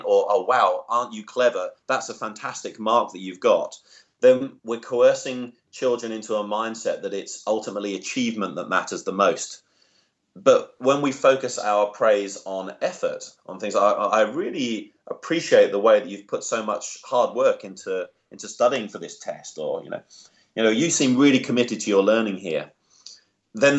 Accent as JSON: {"language": "English", "region": "England", "country": "United Kingdom", "moved": "yes", "lives_now": "Australia", "said": "I'm English originally"}